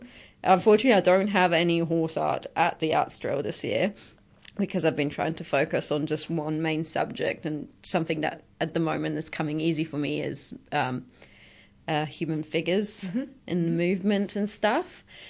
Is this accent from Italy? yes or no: yes; Italy; English is a second language; moved away as an adult; also born or lived in United Kingdom; I'm from Italy, born and raised, moved out when I was 18, lost the accent a little bit.